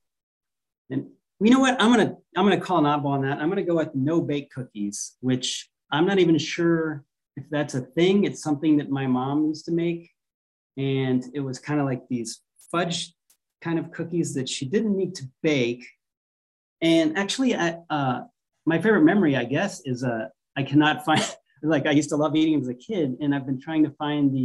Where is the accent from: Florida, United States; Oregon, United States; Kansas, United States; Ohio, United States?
Florida, United States; moved away as an adult; also born or lived in Pennsylvania / North Carolina / Chicago / California; now in Hawaii, United States; Pennsylvania is where I was born, grew up in Florida